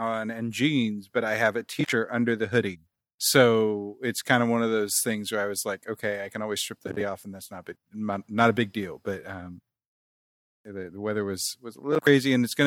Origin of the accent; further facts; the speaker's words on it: Kansas City, United States; moved away; growing up in Kansas City